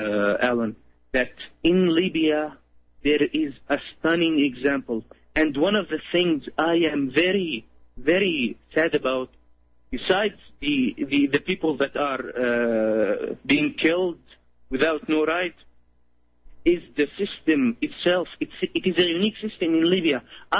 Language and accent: English; Syria; moved away; I'm originally from Syria